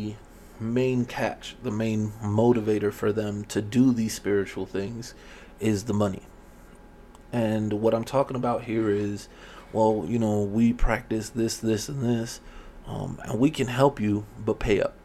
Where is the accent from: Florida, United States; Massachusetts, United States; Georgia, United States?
Florida, United States; Miami; growing up in Miami, you know, in the 80s